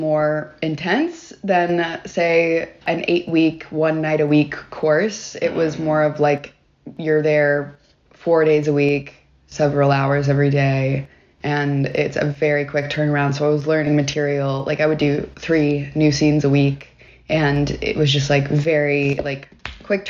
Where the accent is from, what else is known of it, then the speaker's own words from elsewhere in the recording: Knoxville, Tennessee, United States; moved away as an adult; also born or lived in Murfreesboro, Tennessee / Nashville, Tennessee / New York; now in Atlanta, United States; Originally, I am from Knoxville, Tennessee.